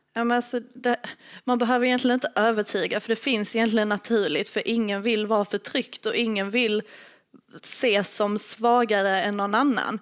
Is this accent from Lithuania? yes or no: yes; Lithuania; now in Sweden; Jag kommer från Litauen